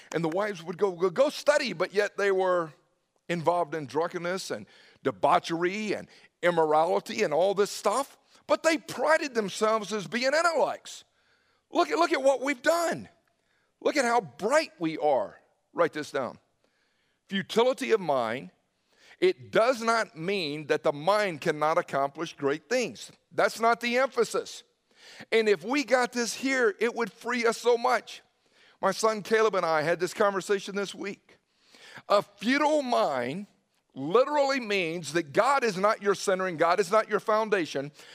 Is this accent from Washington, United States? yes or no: no; Newnan, Georgia, United States; moved away; also born or lived in Indiana; growing up in Noonan